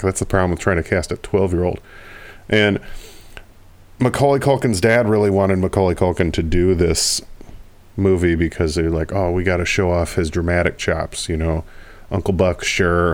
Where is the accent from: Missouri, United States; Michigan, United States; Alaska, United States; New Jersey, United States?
Michigan, United States; my home state, Michigan